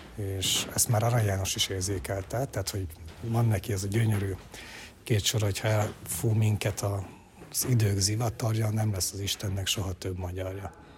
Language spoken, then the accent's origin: Hungarian; Romania; Ceausescu diktatúrába születtem és nőttem fel